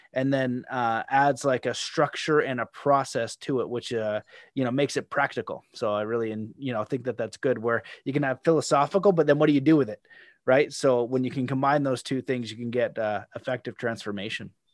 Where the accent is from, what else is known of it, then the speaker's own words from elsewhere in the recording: Canada; as a Canadian